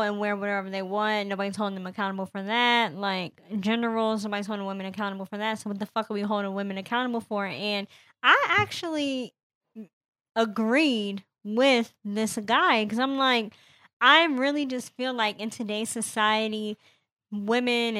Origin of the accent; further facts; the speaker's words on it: Indiana, United States; I'm from Indiana